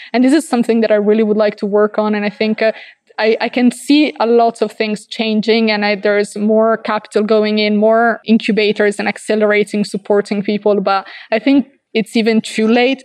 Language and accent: English; Verona, Veneto, Italy; also born or lived in Dolomites; I come from Verona, which is like an hour and a half